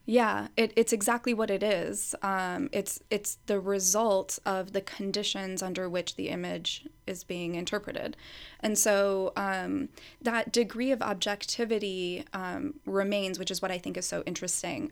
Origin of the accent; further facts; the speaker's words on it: United States; I was born and raised in the U S